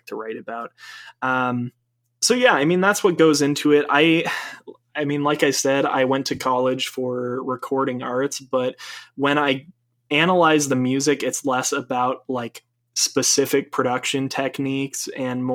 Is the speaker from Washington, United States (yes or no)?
no; Maine, United States; moved away; I'm from Maine originally. I'm from New England